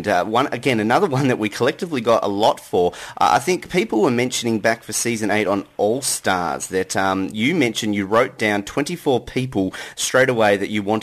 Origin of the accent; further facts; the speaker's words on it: Tasmania, Australia; I'm from Tasmania. We've got some stunning locations here